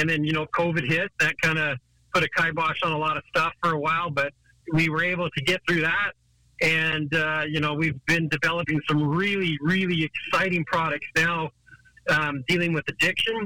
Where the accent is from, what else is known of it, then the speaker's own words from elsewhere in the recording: Vancouver Island, British Columbia, Canada; I grew up in Canada on Vancouver Island